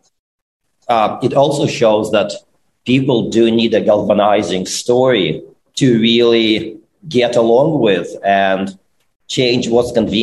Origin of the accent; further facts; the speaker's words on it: Ukraine; moved away; I'm from Ukraine